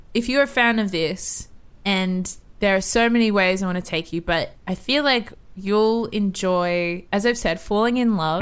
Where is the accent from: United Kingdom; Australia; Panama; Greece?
Australia; I'm an Aussie girl in Mexico City